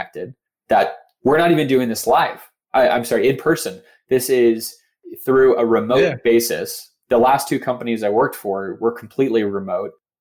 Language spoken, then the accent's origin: English; Phoenix, Arizona, United States; I'm from Phoenix. I have a lot of friends and family in Phoenix.